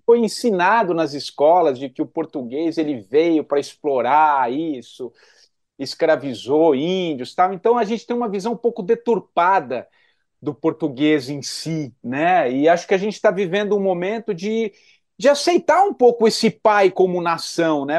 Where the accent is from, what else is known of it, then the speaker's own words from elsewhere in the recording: Brazil; todos nós, como brasileiros